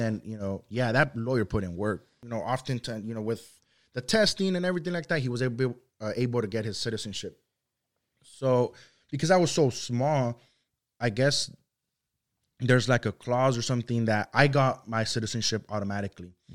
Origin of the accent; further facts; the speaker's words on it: Santa Ana, California, United States; first language Spanish; English is a second language; also born or lived in Luis Moya, Zacatecas, Mexico; I came, uh, to Santa Ana, uh, California when I was five years old. So, I've resided in Santa Ana, uh, ever since then for going on twenty years now.